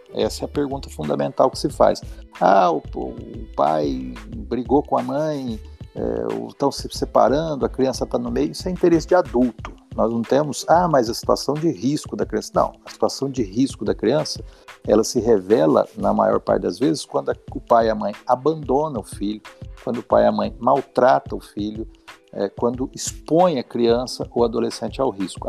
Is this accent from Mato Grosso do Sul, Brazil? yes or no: yes; Mato Grosso do Sul, Brazil; moved away as an adult; also born or lived in Franca / São Paulo; now in São José do Rio Preto, Brazil; voltei para casa dos meus pais, onde eu fui criado, no Mato Grosso do Sul